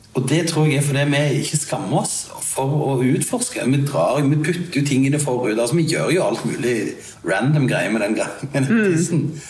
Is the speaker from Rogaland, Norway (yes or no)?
yes; Sandnes, Rogaland, Norway; jeg er jo fra Sandnes